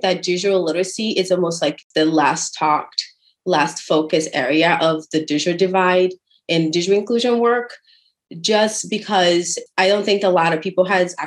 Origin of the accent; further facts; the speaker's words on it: Brazil; now in San Antonio, United States; I am originally from Brazil. That's the fun accent you hear there. And now I live in San Antonio, Texas